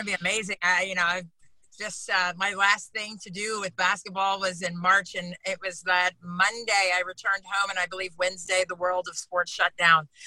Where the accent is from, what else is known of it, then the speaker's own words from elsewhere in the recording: Reston, Virginia, United States; I'm from Reston, Virginia. I played at South Lakes High School